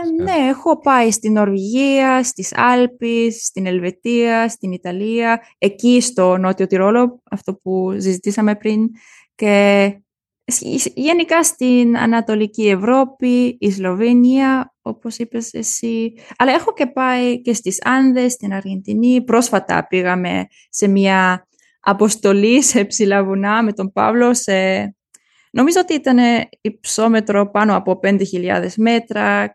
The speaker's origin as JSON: {"language": "Greek", "country": "Germany", "second_language": "Greek", "said": "είμαι Γερμανίδα και Ελληνίδα"}